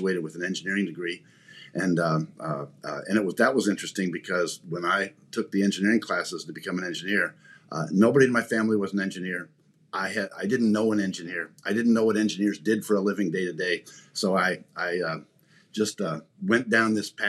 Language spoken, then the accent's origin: English; Indiana, United States; I'm just a rural kid from the Midwest. I grew up in Indiana